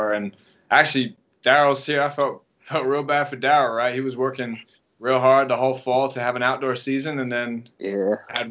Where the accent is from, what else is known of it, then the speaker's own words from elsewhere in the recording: England, United Kingdom; moved away as an adult; now in Los Angeles, United States; I'm from England originally, if you didn't guess with the accent. Some people think I'm from South Africa, but I'm not. Or Australia. I'm from England. I was there till I was about 18, and then I came over to the States